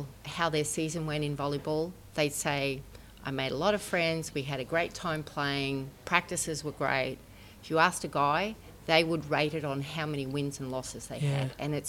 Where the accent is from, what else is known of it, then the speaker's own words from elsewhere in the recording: Brisbane, Queensland, Australia; I'm from Brisbane, Australia.